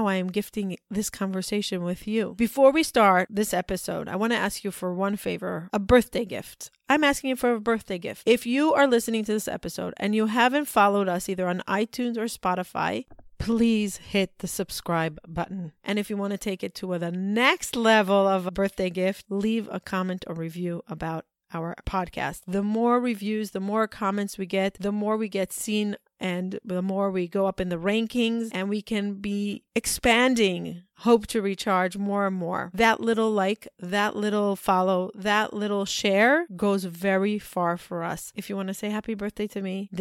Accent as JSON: {"language": "English", "region": "New York", "country": "United States", "said": "We said that we're from New York"}